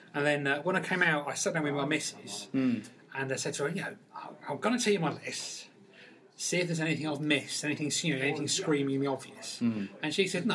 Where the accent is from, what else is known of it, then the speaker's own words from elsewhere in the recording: Peterborough, East of England, United Kingdom; I come from Peterborough